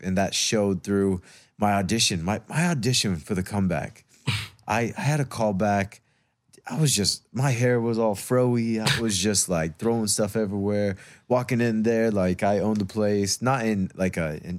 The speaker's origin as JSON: {"language": "English", "region": "Arizona", "country": "United States", "tie": "born or raised there", "also_born_or_lived": "North Dakota / Kansas City / Iowa / Denver", "lives_now": "Los Angeles, United States", "said": "Well, I was born in North Dakota. Yeah. After my parents separated, moved to, it's kind of, I block a lot of it. Kansas City, then Iowa, wow. then Denver, Colorado, then Arizona. And then from Arizona, grew up most of my life there."}